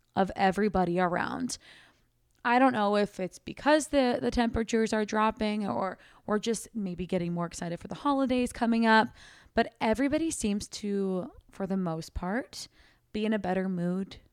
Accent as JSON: {"language": "English", "town": "Sacramento", "region": "California", "country": "United States", "tie": "born or raised there", "moved": "as an adult", "lives_now": "Austin, United States", "said": "our hometown"}